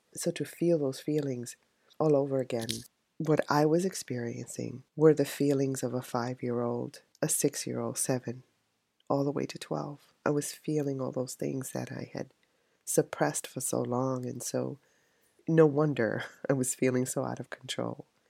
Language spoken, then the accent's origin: English; New York City, New York, United States; I was raised in the South Bronx